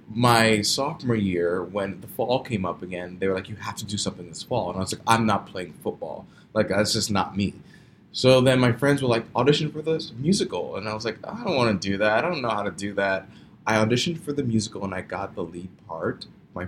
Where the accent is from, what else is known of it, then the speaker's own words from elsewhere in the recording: New York City, New York, United States; I actually originally grew up in Brooklyn, New York, in Brownsville